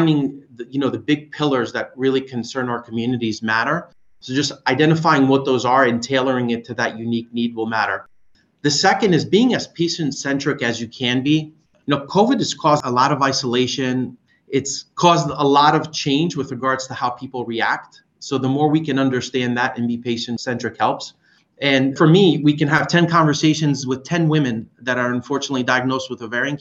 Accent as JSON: {"language": "English", "country": "Greece", "tie": "born or raised there", "moved": "yes", "said": "Growing up in Greece"}